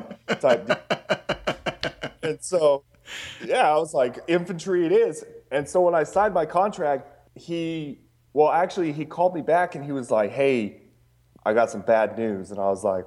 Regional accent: Juneau, Alaska, United States; moved away as an adult; I grew up in Juneau, Alaska, and then went into the military and then, like, just ended back up in Alaska.

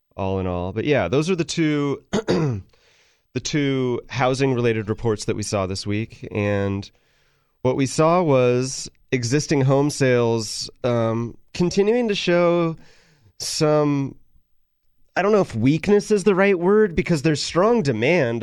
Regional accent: Sacramento, California, United States; I grew up in Sacramento

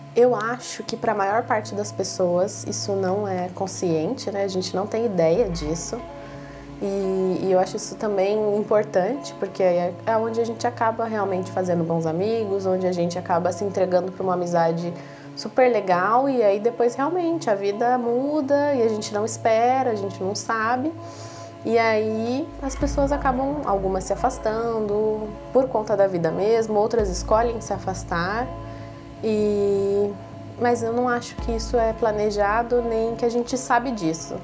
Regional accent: Caçapava, São Paulo, Brazil; sou de Caçapava

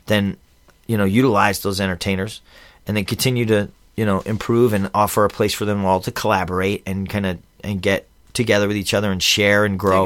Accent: Philadelphia, Pennsylvania, United States; moved away as an adult; also born or lived in Camp Pendleton / Reno / Lake Tahoe; now in San Diego, United States; I'm from Philly originally, and I left, I joined the Marines when I was seventeen, left Philly when I was eighteen

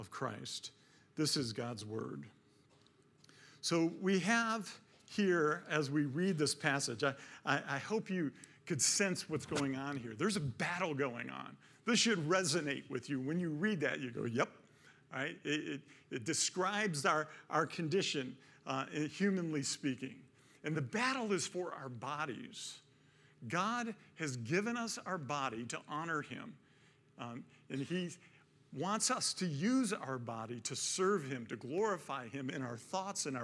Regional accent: Detroit, Michigan, United States; I grew up in Detroit, my dad worked for Ford all these years

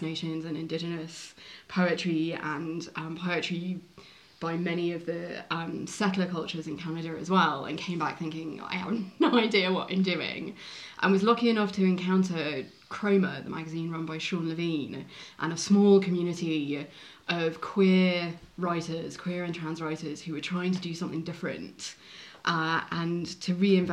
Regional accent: London, United Kingdom; I grew up in Edgware, in Bonnet

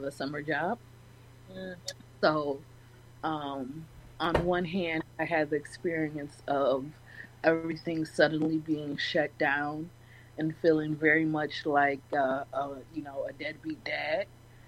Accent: Detroit, Michigan, United States; Born and raised

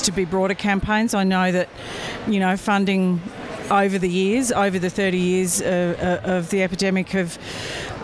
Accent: Western Australia, Australia; I'm from Western Australia

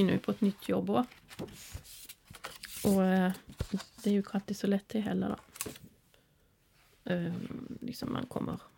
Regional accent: Sweden; also born or lived in Norway; de vet ju att jag är svensk och

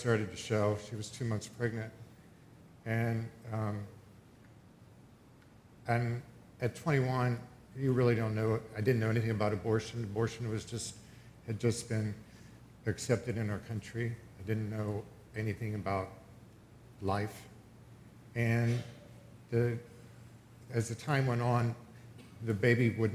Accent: Pennsylvania, United States; I grew up in Pennsylvania on a dairy farm

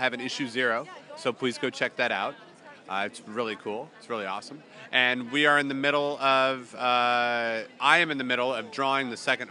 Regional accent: San Francisco, California, United States; I am from San Francisco

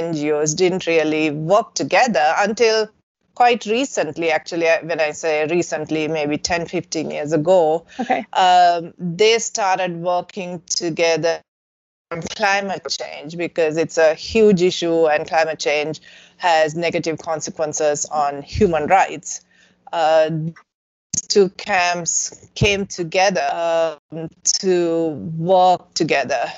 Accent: Sri Lanka; moved away as an adult; now in Madison, United States; growing up in Sri Lanka and working there

